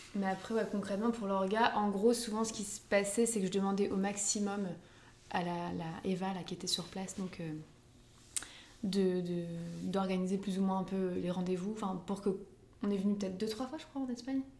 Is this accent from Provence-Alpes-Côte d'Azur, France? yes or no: no; Lambersart, Hauts-de-France, France; dans ma ville où j'ai grandi, en fait, à Lambersart